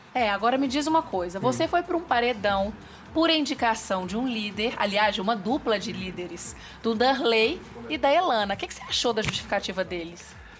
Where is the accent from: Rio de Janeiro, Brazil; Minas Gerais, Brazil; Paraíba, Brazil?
Minas Gerais, Brazil; eu sou mineira como queijo